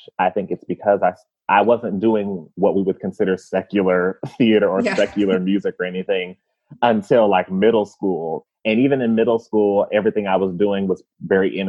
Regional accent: Indianapolis, Indiana, United States; So I was born and raised in Indianapolis, Indiana, but my family's from the South.

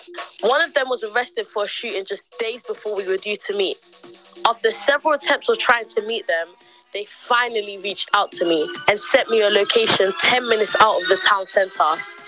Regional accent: London, United Kingdom; And I was born and raised in London.

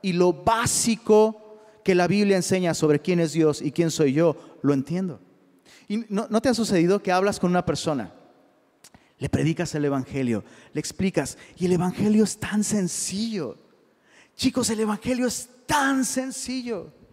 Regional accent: Mexico; soy mexicano

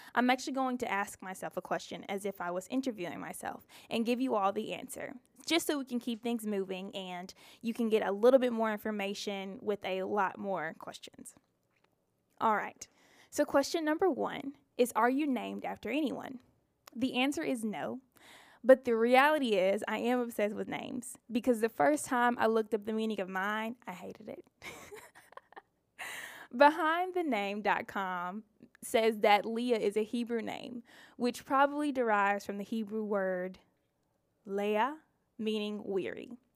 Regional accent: Mississippi, United States; I'm a Mississippi girl, born and raised

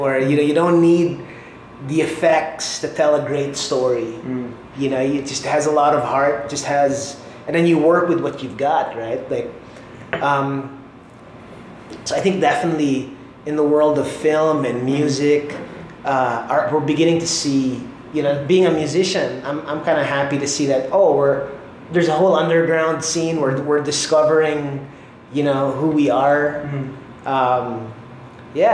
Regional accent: Philippines; as a nation, tayo mga Pinoy

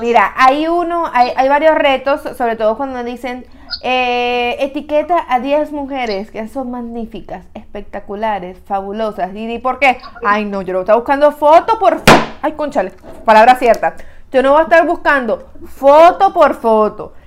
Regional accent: Caracas, Capital District, Venezuela; now in United States; en mi país, en mi ciudad

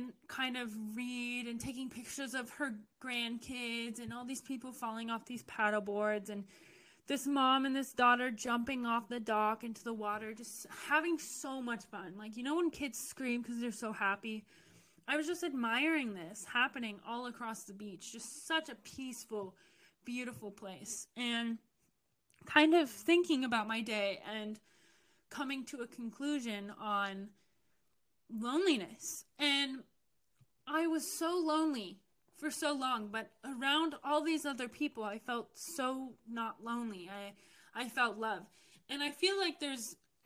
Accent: United States; I'm from the U.S.

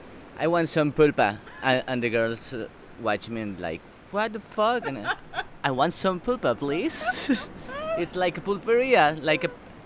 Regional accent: San Luis Potosí, Mexico; I'm from San Luis Potosí.

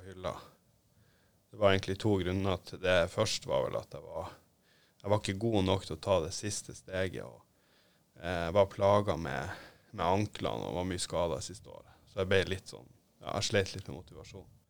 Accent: Narvik, Nordland, Norway; hjemme i Narvik

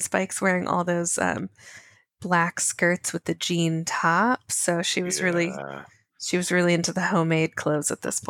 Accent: New England, United States; growing up in New England

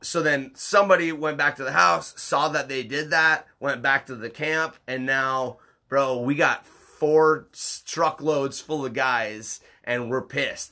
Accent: Upper Michigan, United States; growing up in Upper Michigan

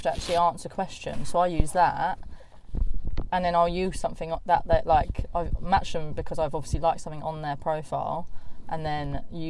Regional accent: South East England, United Kingdom; Oh, do you know where Surrey is?

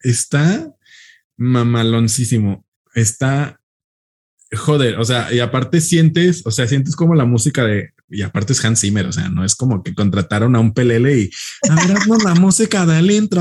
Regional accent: Mexico; nosotros que somos mexicanos

